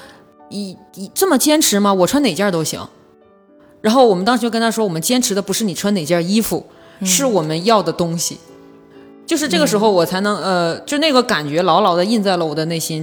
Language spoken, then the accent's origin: Chinese; Northeast China, China; accent: Northeastern Mandarin; 我们东北话讲北，得劲儿